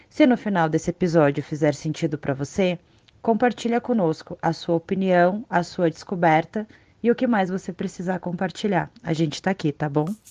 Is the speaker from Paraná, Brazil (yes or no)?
yes; Curitiba, Paraná, Brazil; eu fui criada, assim, eu vivi boa parte da minha infância, juventude, enfim, em Curitiba